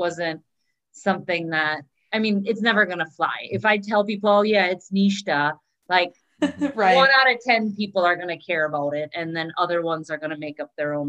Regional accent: Poland; also born or lived in United States / San Francisco; now in Minneapolis, United States; I was born here, but I grew up in Poland

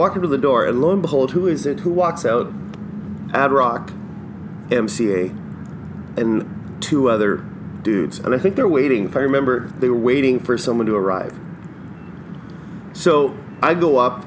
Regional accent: Winnipeg, Manitoba, Canada; I'm from Winnipeg

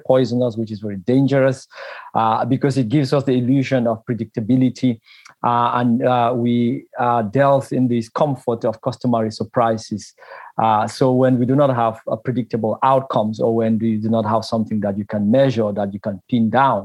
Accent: Bafut, Northwest Region, Cameroon; I come from Cameroon, from a place called Bafut in the Cameroon grass fields.

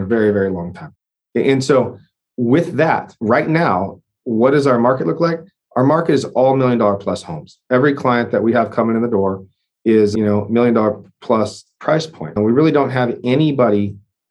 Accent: the Northwest, Pacific Northwest, United States; now in Texas, United States; I'm from the Northwest originally as well

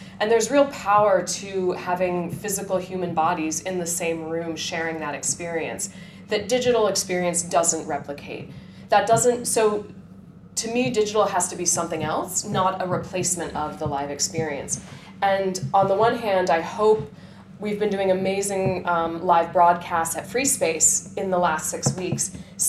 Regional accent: United States; moved away as an adult; also born or lived in China; now in Hong Kong; Growing up in America

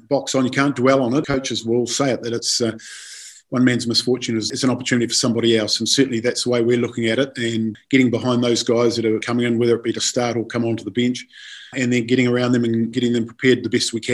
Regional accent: New Zealand; moved away; I'm from New Zealand and I coached Willis, had him down in the Auckland Academy years ago

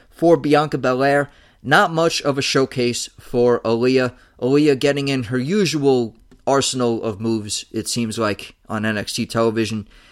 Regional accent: United States; as an American

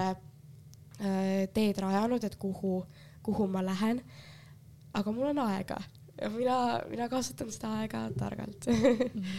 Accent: Finland; nagu mina olen Soomest tulnud, mis teised arvavad

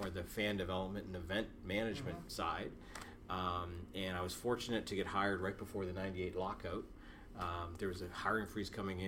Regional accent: Guelph, Ontario, Canada; also born or lived in Toronto; I'm originally from Guelph, Ontario, and my parents are both educators

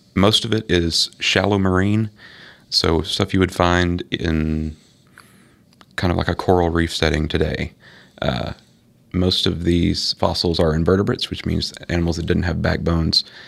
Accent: West Tennessee, United States; I grew up in West Tennessee

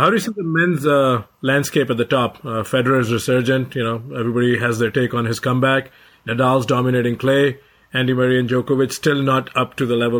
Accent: India; being an Indian

